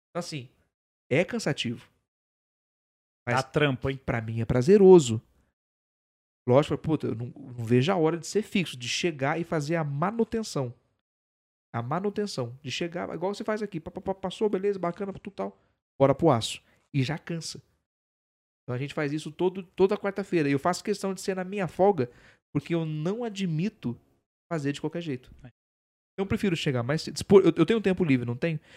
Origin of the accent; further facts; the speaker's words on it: Campos do Jordão, São Paulo, Brazil; Não, sou de Campo de Jordão.